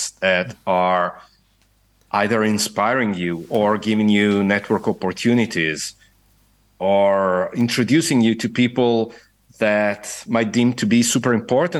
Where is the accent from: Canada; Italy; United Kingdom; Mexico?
Italy; now in Dublin, Ireland; I, as an Italian